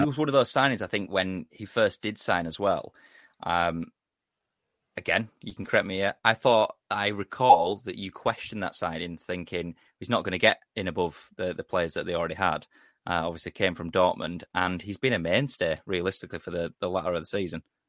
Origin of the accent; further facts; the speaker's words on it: England, United Kingdom; as an Englishman